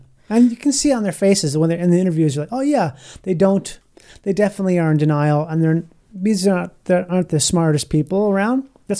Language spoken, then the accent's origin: English; Minnesota, United States; When I was a kid growing up in Minnesota